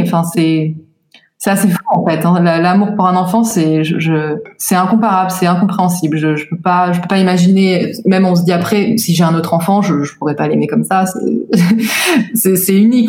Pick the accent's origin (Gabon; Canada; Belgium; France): France; moved away as an adult; now in Tel Aviv, Israel; J'ai grandi en France jusqu'à mes 26 ans